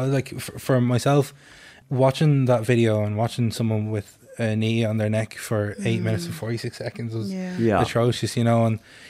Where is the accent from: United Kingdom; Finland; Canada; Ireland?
Ireland; Dublin, Leinster; So my own story is I'm a mixed race man, born and bred in Dublin. My mother is a white Irish Catholic woman, and my father is a black Senegalese Muslim man.